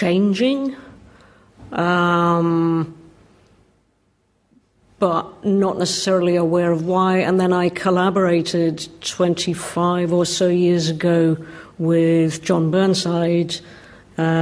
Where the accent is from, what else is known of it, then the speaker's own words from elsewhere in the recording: Scotland, United Kingdom; I grew up in Scotland in a small town which abutted on countryside